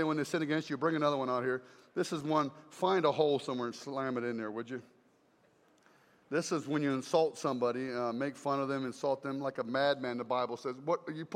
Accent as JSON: {"language": "English", "region": "South Carolina", "country": "United States", "said": "I come from South Carolina, and it's nasty there"}